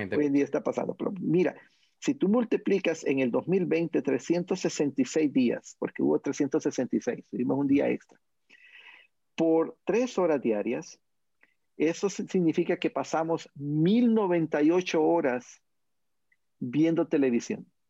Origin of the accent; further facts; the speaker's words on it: Honduras; en mi país, Honduras